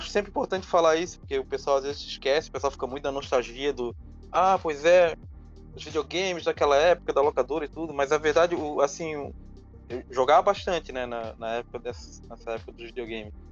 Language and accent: Portuguese; Florianópolis, Santa Catarina, Brazil; Eu sou aqui de Florianópolis, né? nasci